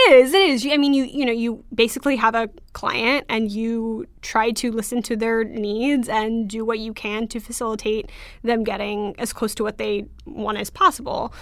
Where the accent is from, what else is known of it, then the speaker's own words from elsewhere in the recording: Orange County, California, United States; I grew up in Orange County